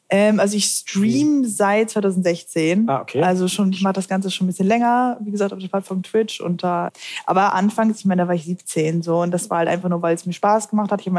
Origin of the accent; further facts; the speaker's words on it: Hamburg, Germany; ich komme aus Hamburg, deswegen.